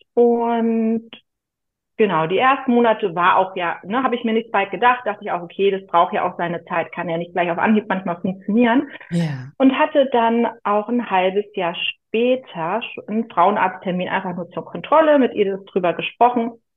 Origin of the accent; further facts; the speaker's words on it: near Büsum, Schleswig-Holstein, Germany; Ich komme aus Schleswig-Holstein in der Nähe von Büsum, direkt am Meer